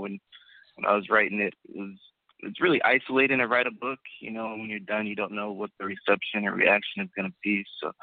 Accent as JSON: {"language": "English", "region": "Southern California", "country": "United States", "tie": "born or raised there", "said": "I grew up in Southern California"}